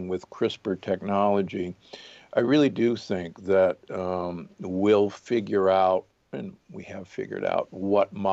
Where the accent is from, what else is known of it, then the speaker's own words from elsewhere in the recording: Omaha, Nebraska, United States; I grew up in Omaha, Nebraska, and, you know, the beef state